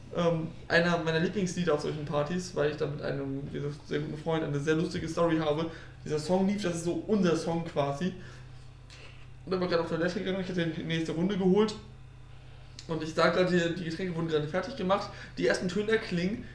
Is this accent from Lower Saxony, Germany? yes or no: yes; Osnabrück, Lower Saxony, Germany; ich komme aus Osnabrück